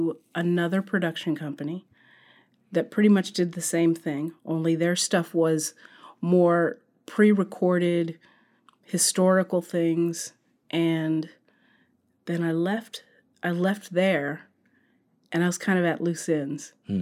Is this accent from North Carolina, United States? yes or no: no; Sacramento, California, United States; No, I grew up in Northern California.